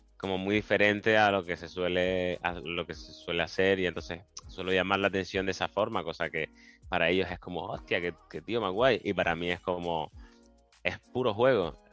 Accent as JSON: {"language": "Spanish", "town": "Las Palmas de Gran Canaria", "region": "Canary Islands", "country": "Spain", "tie": "born or raised there", "also_born_or_lived": "Seville", "moved": "as an adult", "said": "me crié en las Reollas, en las Palmas de Gran Canaria"}